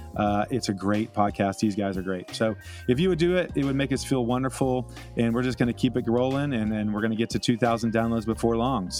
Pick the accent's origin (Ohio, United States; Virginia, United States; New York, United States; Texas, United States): Texas, United States; Austin; I grew up in Austin.